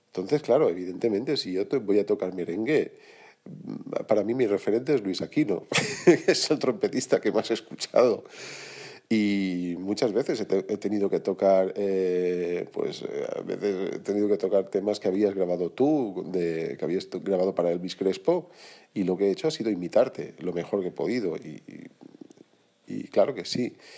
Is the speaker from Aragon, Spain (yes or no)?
no; Sedaví, Valencian Community, Spain; moved away as an adult; now in Barcelona, Spain; soy de Valencia, soy valenciano, soy del mismo pueblo que Carlos Martín, soy de un pueblecito pegado a Valencia que se llama Sedaví